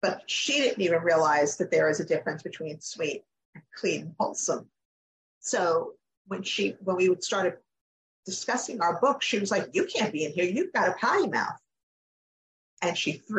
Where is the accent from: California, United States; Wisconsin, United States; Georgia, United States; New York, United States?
New York, United States; Long Island; now in North Carolina, United States; I grew up on Long Island, so, like, there were beaches within, like, 10 minutes of me, like, almost my entire life. And when we moved to North Carolina